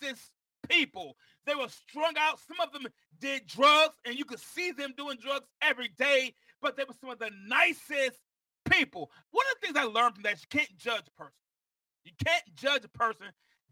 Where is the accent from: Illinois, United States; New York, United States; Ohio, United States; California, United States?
New York, United States; Mount Vernon; I was born in Mount Vernon, New York